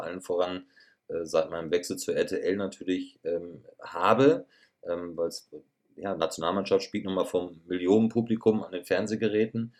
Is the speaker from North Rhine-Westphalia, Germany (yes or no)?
yes; Schloß Holte-Stukenbrock, North Rhine-Westphalia, Germany; moved away as an adult; now in Munich, Germany; ich weiß ganz genau, wo meine Heimat ist. Und meine Heimat ja. wird immer meine Heimat bleiben. Und das ist Ostwestfalen-Lippe.